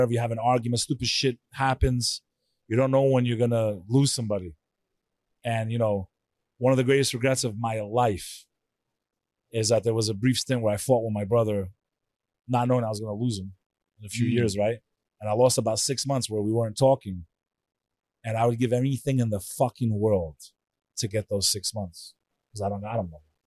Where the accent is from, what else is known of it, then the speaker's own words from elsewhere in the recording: New York, United States; I'm a New Yorker